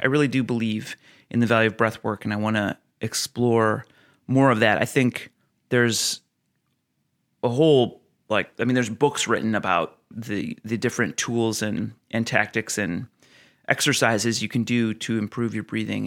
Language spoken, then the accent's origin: English; Oregon, United States; my home state of Oregon